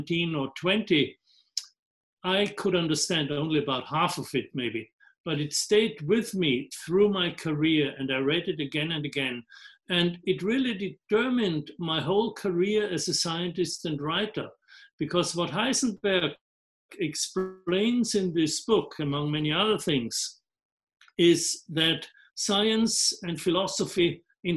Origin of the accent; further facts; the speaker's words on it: Innsbruck, Tyrol, Austria; first language German; English is a second language; moved away as an adult; also born or lived in London, United Kingdom / California, United States; I grew up in Innsbruck in the Alps, which is just north of Italy